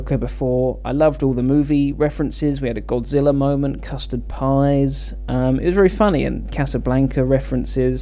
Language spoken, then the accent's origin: English; England, United Kingdom; my home country of England